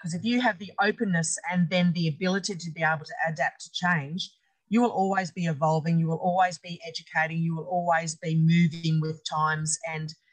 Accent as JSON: {"language": "English", "town": "Brisbane", "region": "Queensland", "country": "Australia", "tie": "born or raised there", "moved": "as an adult", "lives_now": "Quilpie, Australia", "said": "I grew up in Brookfield on the outskirts of Brisbane."}